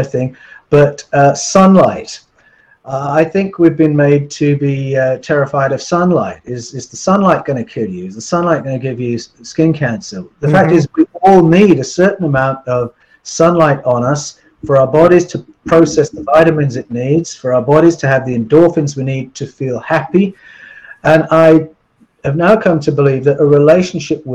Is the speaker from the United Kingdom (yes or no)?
yes; England, United Kingdom; I grew up in England